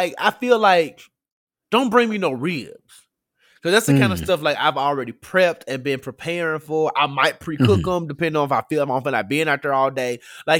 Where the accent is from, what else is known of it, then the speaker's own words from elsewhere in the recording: Memphis, Tennessee, United States; I grew up in Memphis